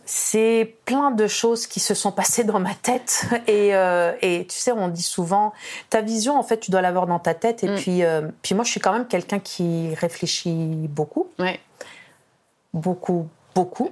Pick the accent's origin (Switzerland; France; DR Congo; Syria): France; moved away as an adult; now in Quebec, Canada; en tant que Française d'origine maghrébine